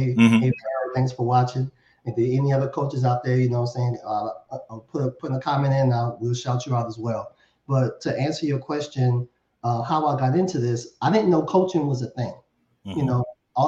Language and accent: English; New Orleans, Louisiana, United States; I'm born and raised in New Orleans